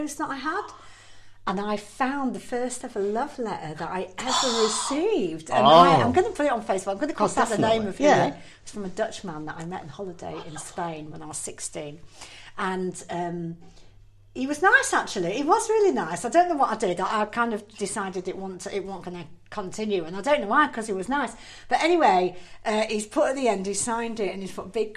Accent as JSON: {"language": "English", "region": "Yorkshire and the Humber", "country": "United Kingdom", "said": "we're from Yorkshire"}